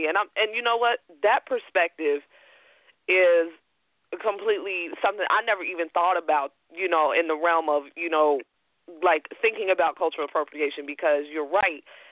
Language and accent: English; Chicago, Illinois, United States; I'm from Chicago